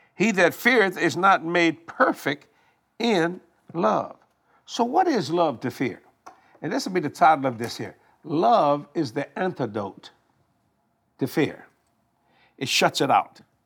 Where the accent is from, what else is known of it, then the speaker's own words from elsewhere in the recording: Cajun, Louisiana, United States; We Cajun people